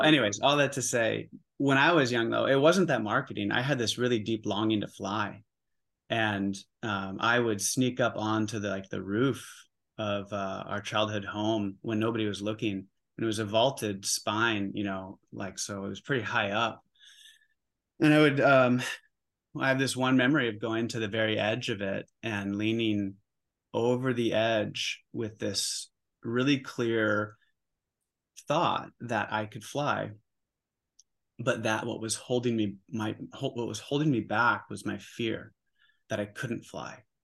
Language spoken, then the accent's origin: English; Oregon, United States; moved away as an adult; also born or lived in New York City; I grew up in Oregon. I'm back home in Oregon